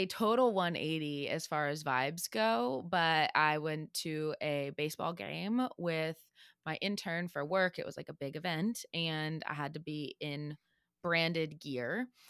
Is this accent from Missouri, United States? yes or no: yes; St. Louis, Missouri, United States; Yeah, I'm a Bud Light girl because I grew up in the Budweiser capital. So that's what everybody drank. Like Budweiser is in St. Louis.